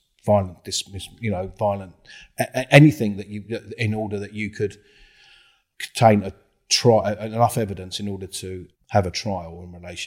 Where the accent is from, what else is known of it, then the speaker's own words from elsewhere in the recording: London, United Kingdom; I come from South London, grew up on an estate in South London